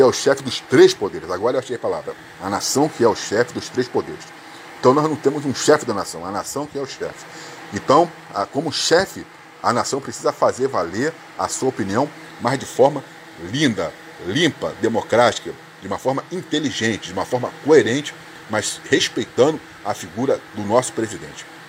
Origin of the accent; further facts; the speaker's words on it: Brazil; Nós somos brasileiros